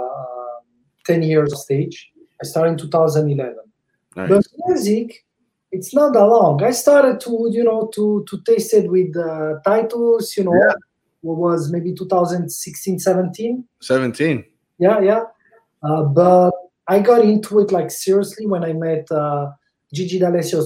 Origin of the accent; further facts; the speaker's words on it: Italy; English is a second language; moved away as an adult; now in Canada; I live in Canada. It's like 12 years. It still sound like I came yesterday from Italy